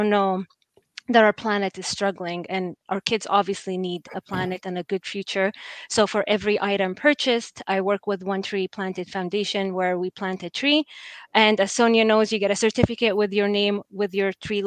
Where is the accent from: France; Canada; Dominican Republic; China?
Canada; Halifax, Nova Scotia; i was the only brown kid at school growing up in Halifax for a long period of time.